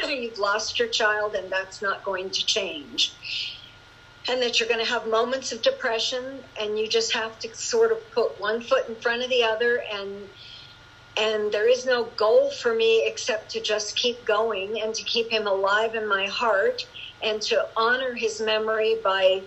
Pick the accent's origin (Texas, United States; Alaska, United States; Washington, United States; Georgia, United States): Alaska, United States; Juneau; moved away; back to Juneau last year to my hometown